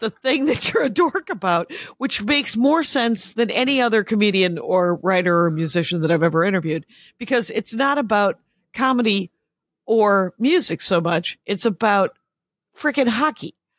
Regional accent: Wisconsin, United States; I was raised in Wisconsin.

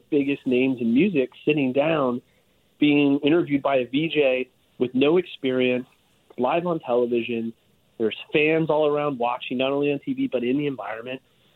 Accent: Hamilton, Ontario, Canada; I grew up in Hamilton

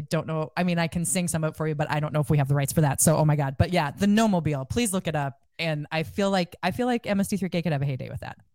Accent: Iowa, United States; I'm from Iowa

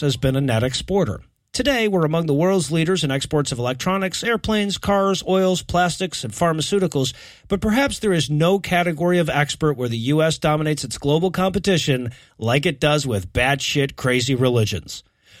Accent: United States; as American atheists

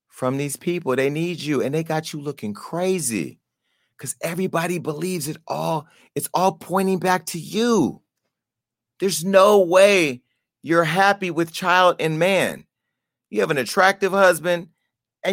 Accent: Stockton, California, United States; now in Los Angeles, United States; my hometown of Stockton up north by Oakland

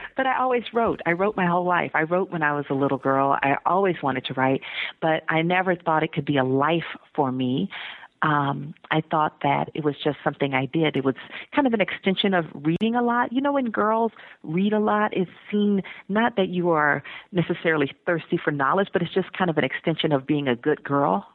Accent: Atlanta, Georgia, United States; moved away as an adult; also born or lived in Iowa / Texas; I'm from Atlanta, and I was living in Iowa.

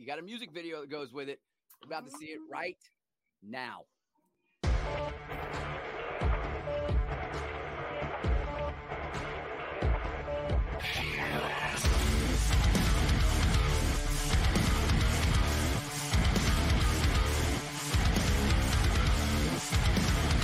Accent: Bay Area, California, United States; now in Nashville, United States; I'm originally from the Bay Area. I live in Nashville now

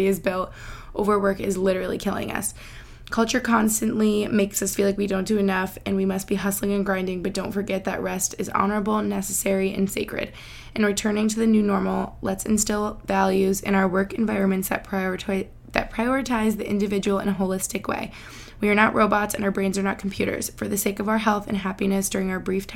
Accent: Albany, New York, United States; moved away as an adult; now in near Philadelphia, United States; where I grew up in Albany, New York

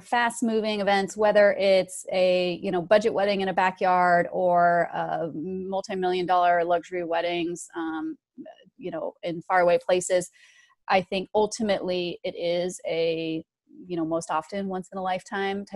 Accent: Northern Nevada, United States; I grew up in Northern Nevada.

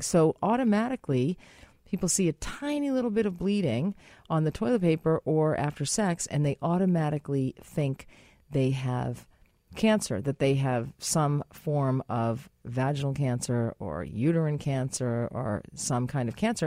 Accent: United States; as an American, as I am

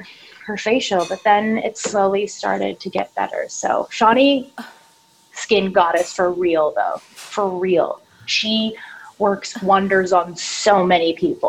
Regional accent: Canada; now in Los Angeles, United States; And when I came to LA from Canada, I don't know what it was, probably like stress, nerves, different air quality, all of that.

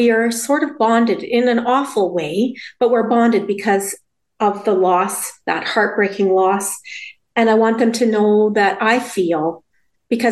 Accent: Saskatchewan, Canada; now in Lacombe, Canada; We grew up in Saskatchewan

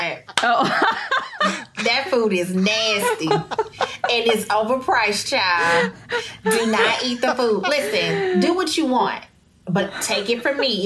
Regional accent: Houston, Texas, United States; I'm from Sunnyside, Texas

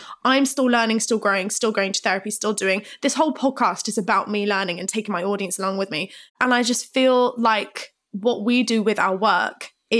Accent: Plymouth, South West England, United Kingdom; I grew up in Plymouth and I was seeing all of this stuff

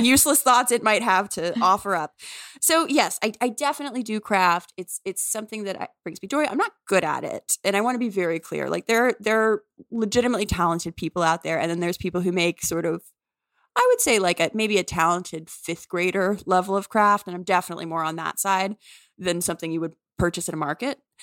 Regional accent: New Orleans, Louisiana, United States; moved away; I'm from New Orleans and I love New Orleans

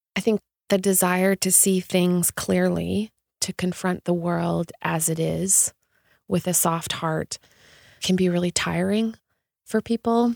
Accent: Canada; just being Canadian

